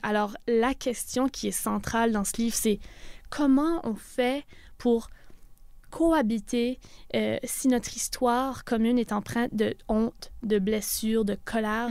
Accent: Canada; en tant que Canadien

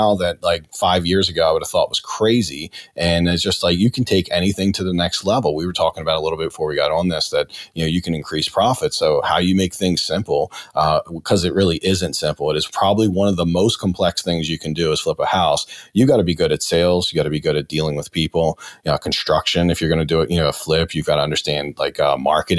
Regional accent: Baltimore, Maryland, United States; I'm from Brooklyn, Baltimore

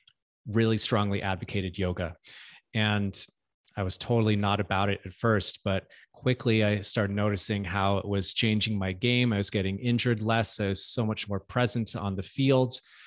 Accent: California, United States; No, I grew up in Southern California.

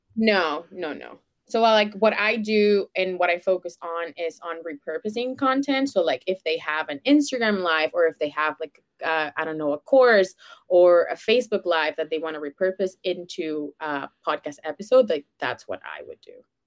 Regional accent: Venezuela; now in Canada; I was born and raised in Venezuela

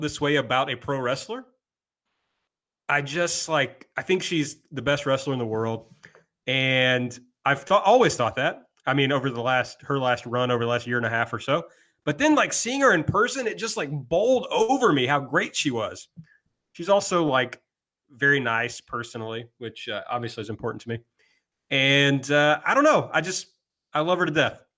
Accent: the South, United States; I'm also from the South

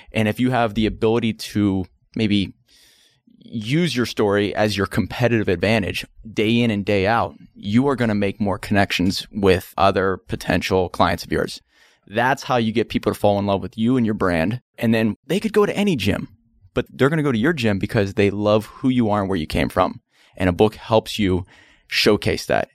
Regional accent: Pittsburgh, Pennsylvania, United States; Pittsburgh, Pennsylvania. That's where I was born

